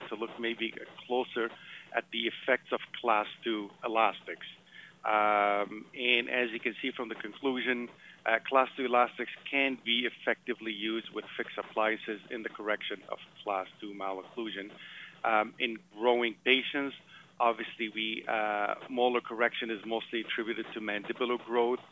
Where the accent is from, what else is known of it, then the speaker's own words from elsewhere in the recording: Montreal, Quebec, Canada; moved away; I'm originally from Montreal.